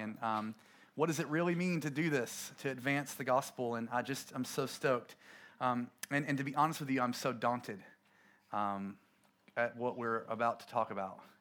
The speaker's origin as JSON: {"language": "English", "region": "coastal North Carolina", "country": "United States", "tie": "born or raised there", "said": "we planted a church in my hometown in a little town off, um, off the coast of North Carolina"}